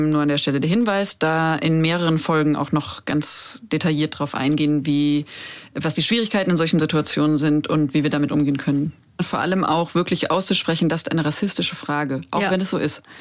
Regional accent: Frankfurt, Hesse, Germany; Ich komme aus Frankfurt ich komme aus Frankfurt, fertig.

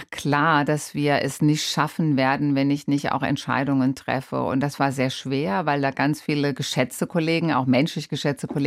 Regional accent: Rhineland-Palatinate, Germany; Ich bin in der Pfalz groß geworden und ähm, ich bin auch so erzogen

